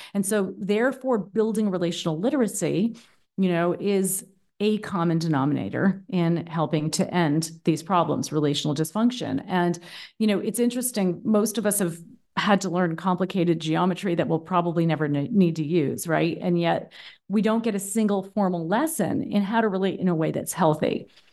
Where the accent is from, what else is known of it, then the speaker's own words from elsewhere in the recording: Boston, Massachusetts, United States; moved away as an adult; now in Berlin, Germany; I'm originally from the East Coast of the U S, from Boston, actually. Um, but I've been living in Berlin, Germany for the past ten years